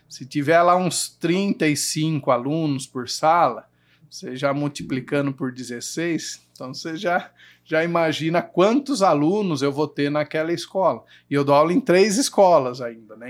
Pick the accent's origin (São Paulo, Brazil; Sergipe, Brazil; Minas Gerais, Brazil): São Paulo, Brazil; Jundiaí; Nasci aqui em Jundiaí, a maior parte do, da minha vida eu morei ali no Engabaú